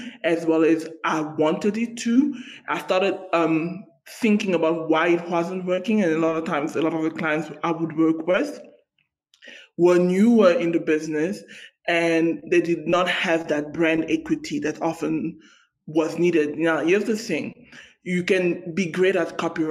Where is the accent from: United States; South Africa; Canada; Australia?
South Africa; I come from South Africa